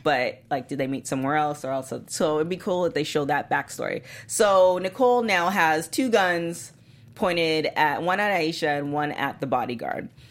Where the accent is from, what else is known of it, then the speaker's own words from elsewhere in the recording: Canada; I'm Canadian